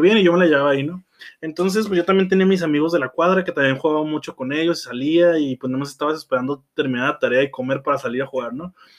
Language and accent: Spanish; Tijuana, Baja California, Mexico; born or raised there